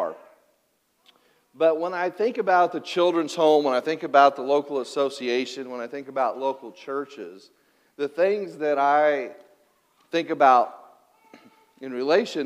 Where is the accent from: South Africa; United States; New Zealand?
United States; Cutler, Illinois; I grew up in Illinois, about 15 miles west of Pinckneyville, in a little coal mining town called Cutler, Illinois